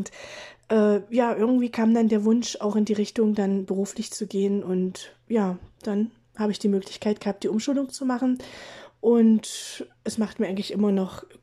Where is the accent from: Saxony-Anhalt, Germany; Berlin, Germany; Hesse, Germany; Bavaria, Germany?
Saxony-Anhalt, Germany; Gräfenhainichen; komme aus Sachsen-Anhalt, ähm, aus Gräfenhainichen. Das ist quasi in der Nähe von Lutherstadt-Wittenberg.